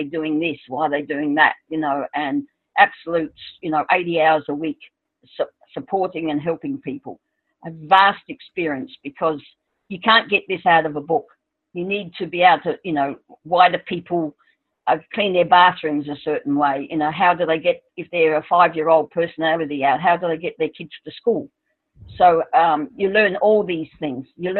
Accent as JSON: {"language": "English", "country": "Australia", "said": "I'm Australian"}